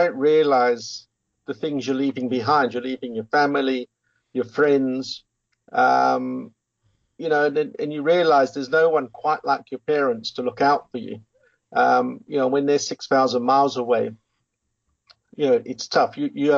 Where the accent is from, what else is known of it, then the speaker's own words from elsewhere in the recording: England, United Kingdom; moved away as an adult; now in South Africa; Well, I was born in England in 1970, which where I grew up. And then at the age of 20, I was wanting to travel the world a bit, and I had an uncle here in South Africa.